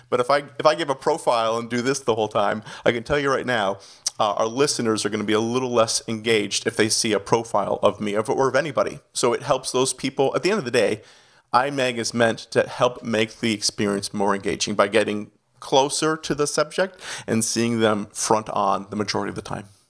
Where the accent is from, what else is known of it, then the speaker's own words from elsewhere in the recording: Canada; accent: Canadian; moved away as an adult; also born or lived in Toronto, Ontario / Miami; now in New Jersey, United States; I'm a Canadian citizen, so you might catch a little bit of the accent throughout